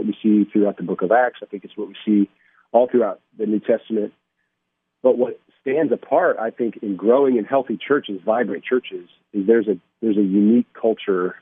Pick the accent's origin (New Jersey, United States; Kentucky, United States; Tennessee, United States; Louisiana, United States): Tennessee, United States; Johnson City; now in Clarksville, United States; I actually grew up in Johnson City, Tennessee, so great to be on the air following somebody from my hometown